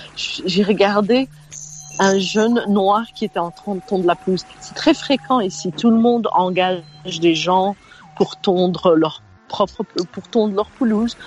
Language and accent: French; Belgium; moved away as an adult; now in United States; Je suis né en Belgique, donc la loi belge quand je suis née en Belgique en, 1967